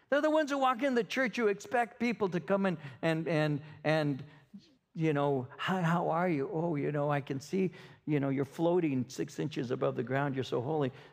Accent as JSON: {"language": "English", "region": "Ontario", "country": "Canada", "said": "I'm from Ontario. At that time, I was with Ontario."}